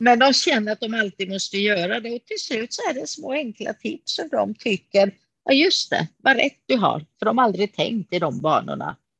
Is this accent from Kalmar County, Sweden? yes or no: yes; Kalmar, Kalmar County, Sweden; Jag är ju född i Kalmar av grekiska föräldrar. Så jag har mhm. bott i Kalmar hela mitt liv.